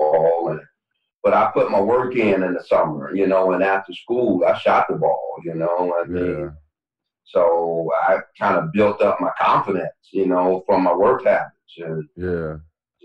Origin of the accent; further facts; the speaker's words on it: Detroit, Michigan, United States; I'm from Detroit